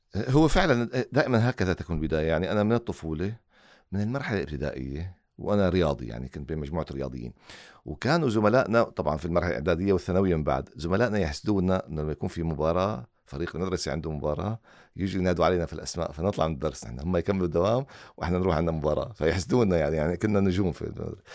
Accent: Syria; now in Qatar; وأنا خارج قطر يعني أنا سوري

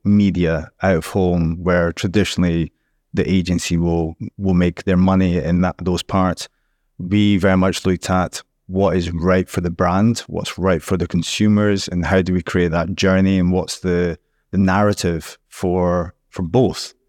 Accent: Scotland, United Kingdom; now in Dubai, United Arab Emirates

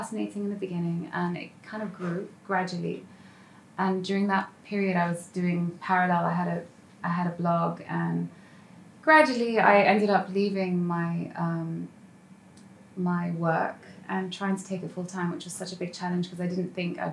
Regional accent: London, United Kingdom; moved away as an adult; now in Dubai, United Arab Emirates; I'm based in Dubai for many, many years. It feels like a lifetime, nearly a decade actually. And I grew up in London.

